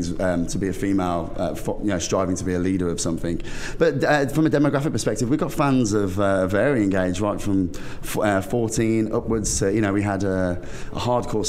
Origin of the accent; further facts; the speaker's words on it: United Kingdom; also born or lived in London; I'm a Brit abroad